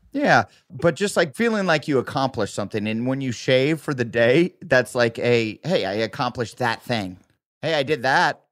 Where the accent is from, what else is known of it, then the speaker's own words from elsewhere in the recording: Iowa, United States; moved away; I grew up in the Midwest